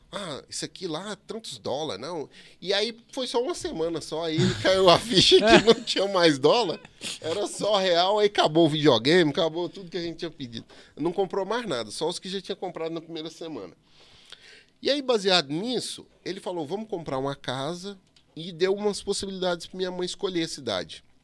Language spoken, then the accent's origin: Portuguese; São Paulo, Brazil; Então, dos 7 aos 13, eu cresci em São Paulo.